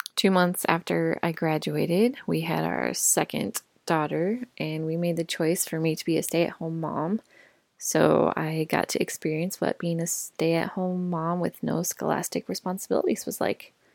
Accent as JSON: {"language": "English", "region": "Colorado", "country": "United States", "tie": "born or raised there", "also_born_or_lived": "Indiana / Chicago / Dallas", "moved": "as an adult", "said": "I grew up in Colorado"}